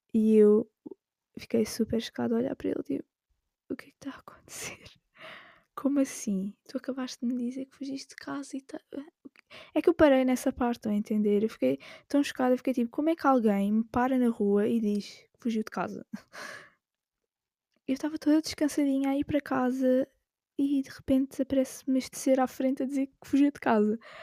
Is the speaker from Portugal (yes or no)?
yes; Alentejo coast, Portugal; moved away as an adult; now in Lisbon, Portugal; eu não sou de Lisboa, eu sou do litoral alentejano